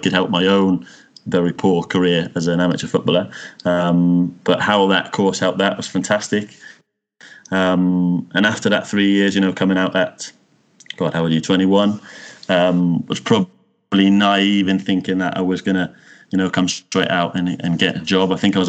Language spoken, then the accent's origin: English; Cornwall, South West England, United Kingdom; moved away as an adult; also born or lived in Wales / Birmingham; now in Malmö, Sweden; I'm a Cornish boy from heart. So I grew up in Cornwall, in the countryside